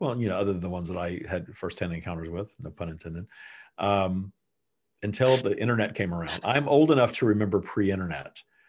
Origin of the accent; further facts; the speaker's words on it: Texas, United States; the sodomy laws that were around until not long ago in my home state of Texas and other places.